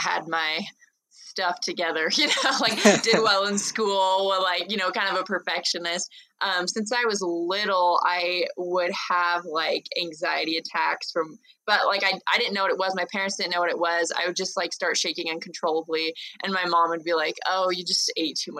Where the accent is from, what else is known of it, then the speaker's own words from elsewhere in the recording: Los Angeles, California, United States; moved away as an adult; now in Provo, United States; I grew up in Los Angeles, but now I live in Provo just for school